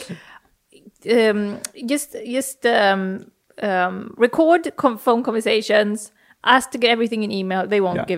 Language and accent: English; Sweden; moved away as an adult; now in London, United Kingdom; growing up in Sweden